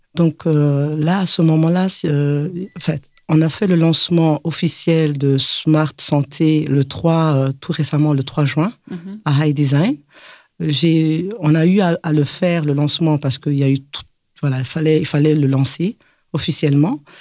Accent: Belgium; moved away as an adult; also born or lived in Mali; now in Bamako, Mali; Je suis une belge malienne et grandie en Belgique

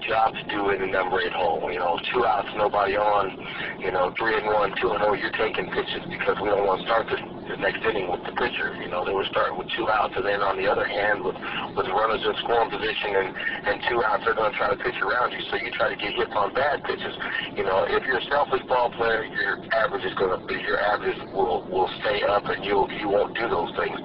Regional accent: Lawrence, Kansas, United States; also born or lived in Paris, France; I came home and I'm from Lawrence, Kansas

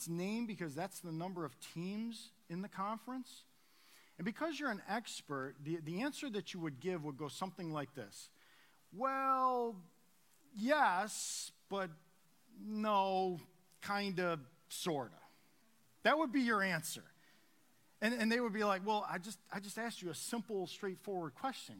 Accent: New York, United States; now in Harrisburg, United States; I'm from New York

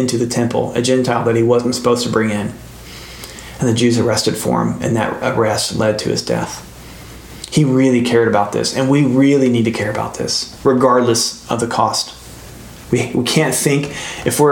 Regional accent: United States; we're American

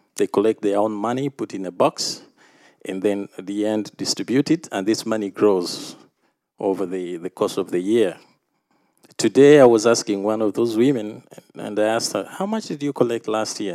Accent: Uganda; coming from Uganda

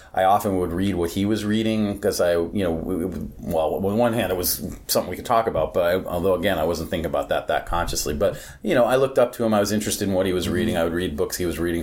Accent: New York City, New York, United States; now in Los Angeles, United States; I grew up on the Upper East Side

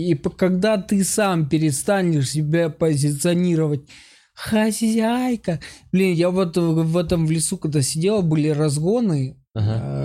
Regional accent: Ukraine; moved away; Я же типа из Украины

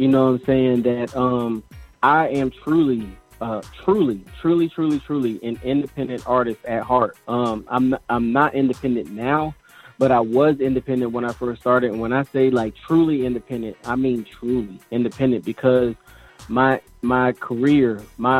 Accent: Sacramento, California, United States; moved away; I'm originally from California, Sacramento

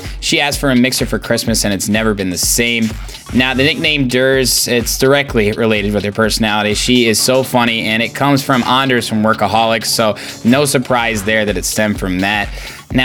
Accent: Indianapolis, Indiana, United States; I'm from Indianapolis too

